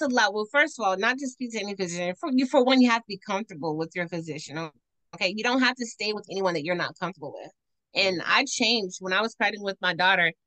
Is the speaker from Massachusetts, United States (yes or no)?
no; Washington, District of Columbia, United States; I'm from Northwest DC